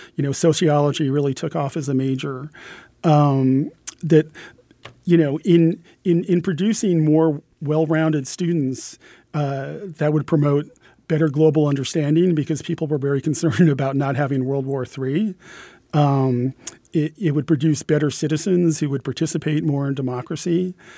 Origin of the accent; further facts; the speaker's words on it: Pennsylvania, United States; my home state of Pennsylvania